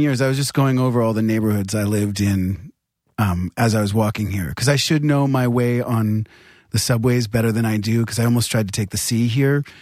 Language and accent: English; New Hampshire, United States; I'm from New Hampshire, which isn't that violent